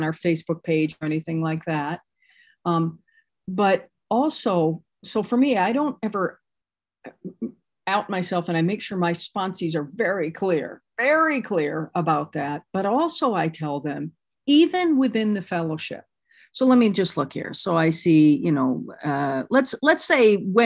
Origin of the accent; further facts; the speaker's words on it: Midwest, United States; now in Los Angeles, United States; I'm from Los Angeles and I'm not from here originally. I'm from the Midwest. I'm a Midwestern girl